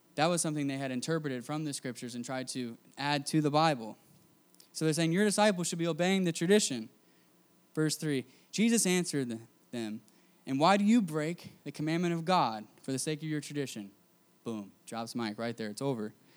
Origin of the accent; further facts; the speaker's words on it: United States; I grew up in America